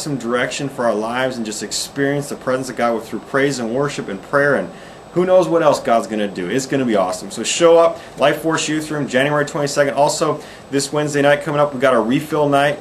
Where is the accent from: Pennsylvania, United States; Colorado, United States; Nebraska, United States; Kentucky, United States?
Colorado, United States; moved away; I'm from Colorado